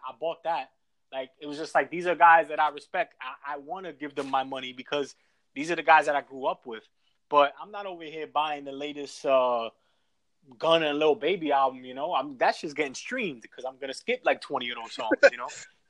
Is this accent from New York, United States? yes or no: yes; New York, United States; now in Houston, United States; we're from New York, where, you know, everything's moving fast. We go with the times. We make the trends as far as, like, from fashion to business to technology. Like, everything's, like, moving forward in New York.